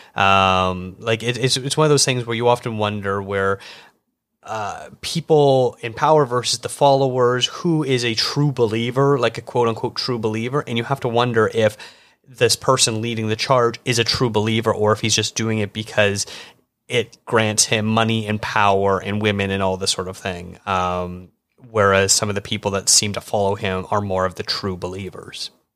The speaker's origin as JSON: {"language": "English", "country": "Canada", "said": "as a Canadian"}